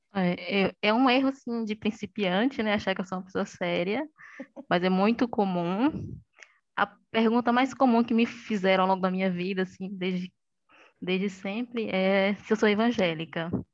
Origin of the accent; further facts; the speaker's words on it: interior of Bahia, Brazil; E sou baiana, do interior da Bahia, não de Salvador